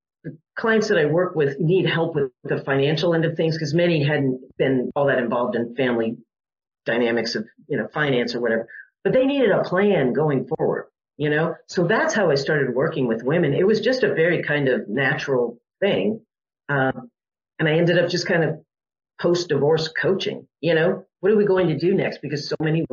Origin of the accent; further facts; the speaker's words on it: Westport, Connecticut, United States; I grew up in Connecticut in a small town called Westport.